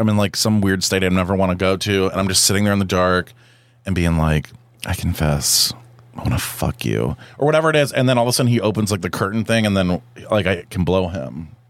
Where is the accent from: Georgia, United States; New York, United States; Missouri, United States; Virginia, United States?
Georgia, United States; Woodstock; I grew up in Woodstock, Georgia.